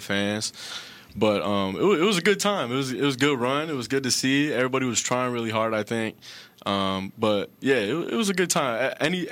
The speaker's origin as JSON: {"language": "English", "town": "Cleveland", "region": "Ohio", "country": "United States", "said": "I'm from Cleveland."}